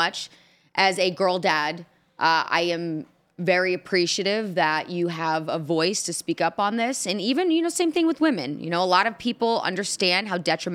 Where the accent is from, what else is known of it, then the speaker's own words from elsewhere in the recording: Indianapolis, Indiana, United States; my hometown of Indianapolis